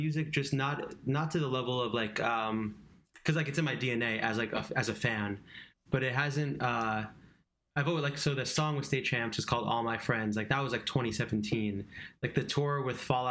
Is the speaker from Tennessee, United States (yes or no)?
no; Long Island, New York, United States; I grew up in Long Island